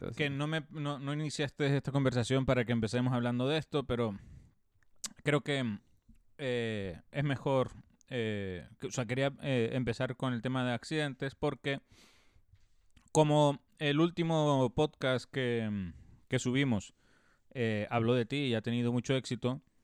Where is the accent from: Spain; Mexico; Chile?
Spain; Canary Islands; en el instituto yo tuve una asignatura que se llamaba Medio Natural Canario